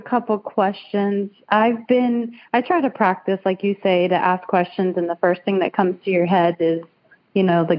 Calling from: Lakeland, Florida, United States; I'm from Lakeland, Florida.

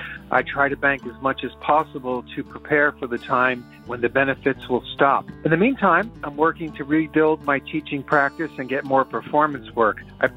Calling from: Hopewell, New Jersey, United States; Hi, this is … from Hopewell, New Jersey.

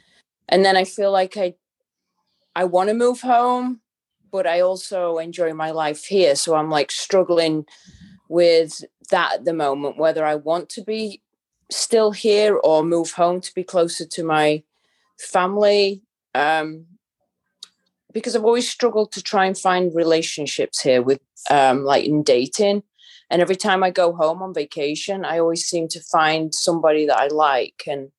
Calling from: Tampa, Florida, United States; In Tampa, Florida.

